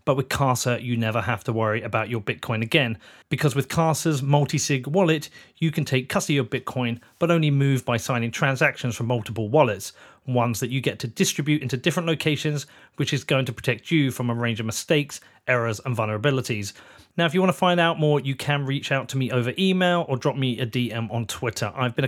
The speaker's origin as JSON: {"language": "English", "town": "Reading", "region": "South East England", "country": "United Kingdom", "tie": "born or raised there", "said": "because I told you I was born in Reading."}